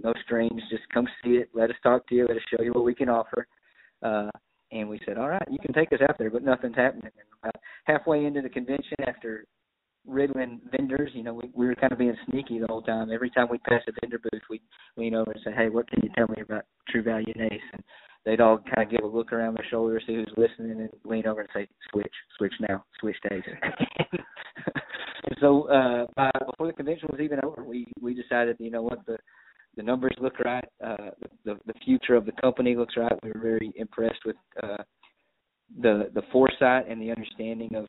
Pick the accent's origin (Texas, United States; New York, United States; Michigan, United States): Texas, United States; Brownwood; also born or lived in Dallas; now in Brownwood, United States; my hometown where the in-laws and everybody was. Small town, right smack dab in the middle of Texas. Brownwood